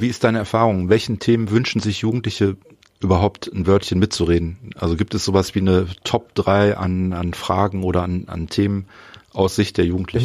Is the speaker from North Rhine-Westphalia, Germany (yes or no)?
yes; North Rhine-Westphalia, Germany; bei uns in Nordrhein-Westfalen